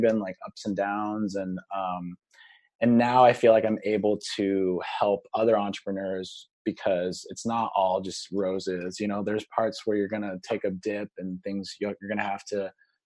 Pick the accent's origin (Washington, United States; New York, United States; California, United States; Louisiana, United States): Washington, United States; Seattle; today we're located in Seattle, Washington, my hometown